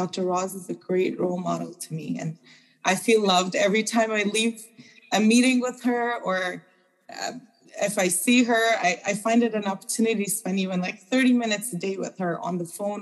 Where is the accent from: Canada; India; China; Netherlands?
India; moved away; also born or lived in Afghanistan / Uzbekistan; I was born in Afghanistan and raised in India